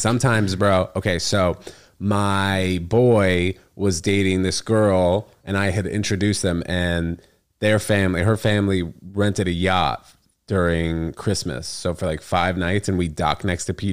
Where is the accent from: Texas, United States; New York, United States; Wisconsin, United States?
New York, United States; New York City; I grew up in the city.